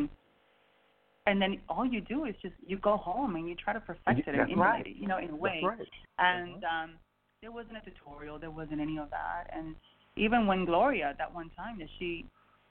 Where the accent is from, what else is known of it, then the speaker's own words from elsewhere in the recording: Miami, Florida, United States; I was raised in Miami